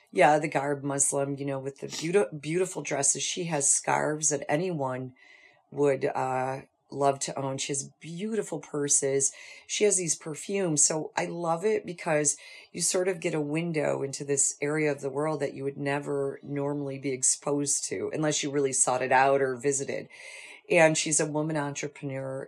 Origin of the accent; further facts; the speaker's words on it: North Tonawanda, New York, United States; I grew up in North Tonawanda, and I went to Buff State College